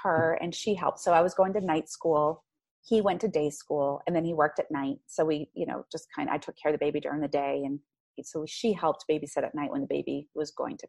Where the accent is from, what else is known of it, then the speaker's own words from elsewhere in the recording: Maine, United States; moved away; I'm from Maine. I'm from Maine. There's and nothing just, to do up there but make babies and drink.